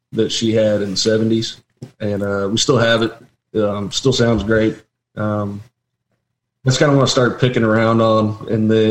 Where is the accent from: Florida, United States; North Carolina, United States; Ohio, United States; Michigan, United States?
North Carolina, United States; Asheville; I grew up outside of Asheville, North Carolina, up in the mountains